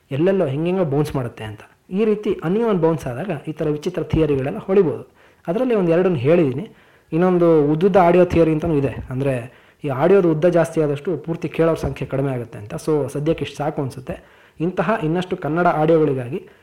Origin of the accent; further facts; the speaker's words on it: Koppa, Karnataka, India; ನಮ್ಮ ಊರು ಕೊಪ್ಪ ಇದೆಯಲ್ಲ ಅದು ಮಂಗಳೂರಿಂದ ದಾವಣಗೆರೆಗೆ ಹೋಗೋ ದಾರಿಯಲ್ಲಿ ಬಹುತೇಕ ಮಧ್ಯದಲ್ಲಿ ಬರುವಂಥ ಊರು